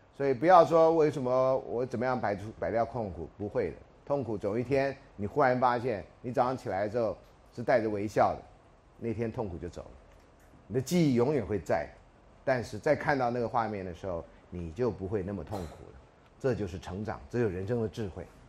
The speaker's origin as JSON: {"language": "Chinese", "country": "Taiwan", "said": "如果我们台湾人的结婚都真的避开了三六九"}